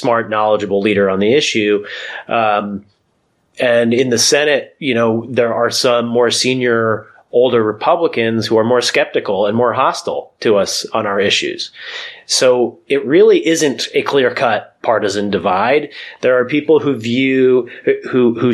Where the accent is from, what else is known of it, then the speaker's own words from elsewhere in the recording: United States; moved away as an adult; now in Washington, D.C. suburbs, United States; I grew up in the New York, New Jersey area here in the States, and now I live in the suburbs outside Washington, D.C.